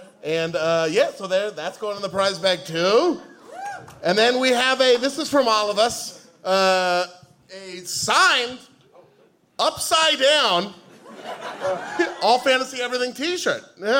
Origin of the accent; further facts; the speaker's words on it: Portland, Oregon, United States; I'm from Portland, Oregon. I never talk about it. I'm from Portland, Oregon.